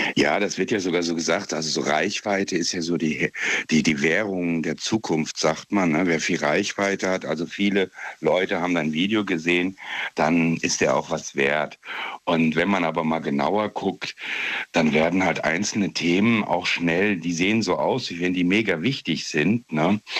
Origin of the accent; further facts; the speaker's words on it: Trier area, Rhineland-Palatinate, Germany; Ich bin aus der Gegend von Trier.